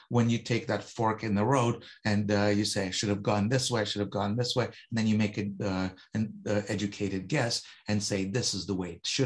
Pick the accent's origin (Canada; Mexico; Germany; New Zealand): Canada; Toronto, Ontario; We're both from Toronto.